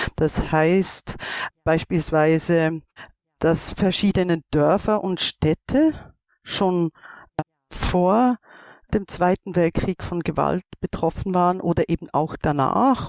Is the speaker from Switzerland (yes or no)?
yes; Switzerland; ich komme aus der Schweiz.